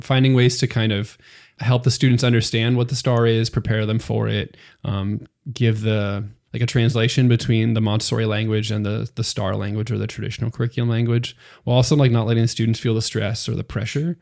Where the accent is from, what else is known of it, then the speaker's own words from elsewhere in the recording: Pennsylvania, United States; moved away as an adult; now in San Antonio, United States; I'm from Pennsylvania originally, so that's um, pretty far away from Texas